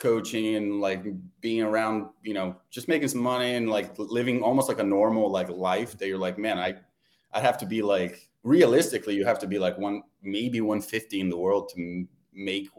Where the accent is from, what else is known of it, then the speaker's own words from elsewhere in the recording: Brazil; moved away; I'm from Brazil